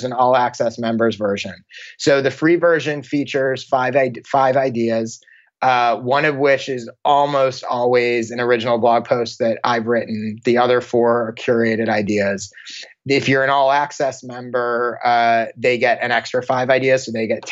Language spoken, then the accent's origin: English; Maryland, United States; moved away as an adult; also born or lived in Chicago, Illinois; now in Los Angeles, United States; Born in Chicago and then high school and college in Maryland, right outside Washington, D.C., and then moved out to LA after college.